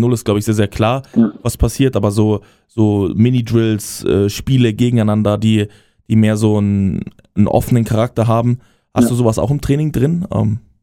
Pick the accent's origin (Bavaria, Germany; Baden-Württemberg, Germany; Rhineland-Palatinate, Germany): Bavaria, Germany; now in Berlin, Germany; aus dem Bayerischen, wo ich herkomme